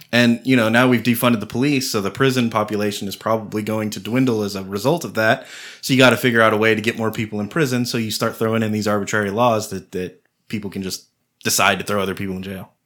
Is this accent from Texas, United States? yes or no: yes; Austin, Texas, United States; I grew up in Austin